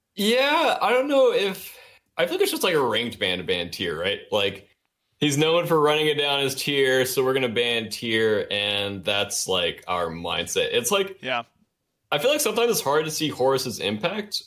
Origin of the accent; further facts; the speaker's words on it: Dallas, Georgia, United States; accent: thick Southern; I'm from Georgia